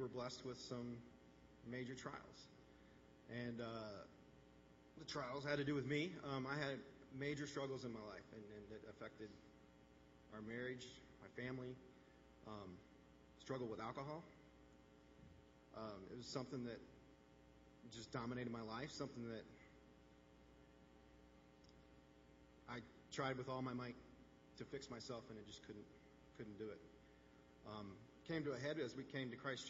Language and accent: English; Indiana, United States; moved away as an adult; now in Wisconsin, United States; I grew up in Indiana